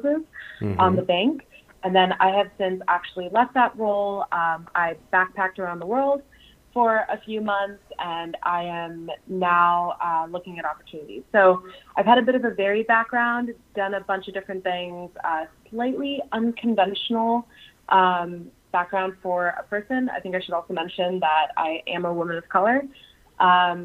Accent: the Rust Belt, Midwest, United States; I'm originally from the Midwest, the Rust Belt

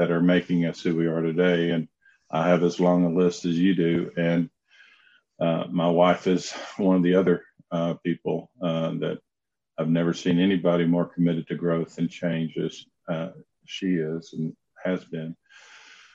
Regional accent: Knoxville, Tennessee, United States; accent: southern drawl; also born or lived in Charlotte, North Carolina; I grew up in Knoxville, Tennessee

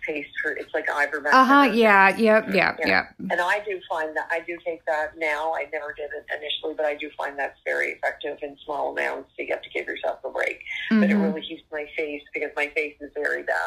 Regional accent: Nova Scotia, Canada; I'm from Nova Scotia, Canada.

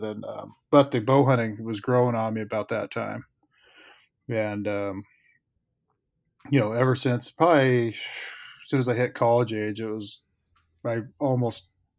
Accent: Oregon, United States; also born or lived in California, United States / Puerto Rico / Florida, United States / New York, United States; I grew up mostly in Oregon, but also in California.

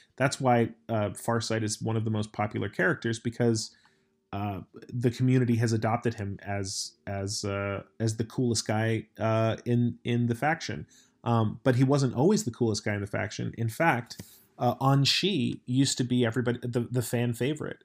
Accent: United States; I'm American

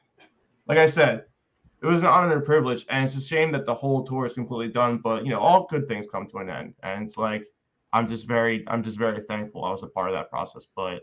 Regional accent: Philadelphia, Pennsylvania, United States; Now we are on the East Coast, we're from New Jersey, I'm from Philadelphia, but they put us out in the Midwest.

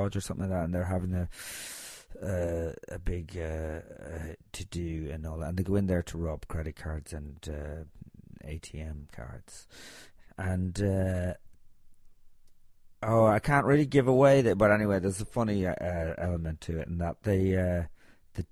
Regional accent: Ireland; I grew up in Ireland in the 70s and 80s

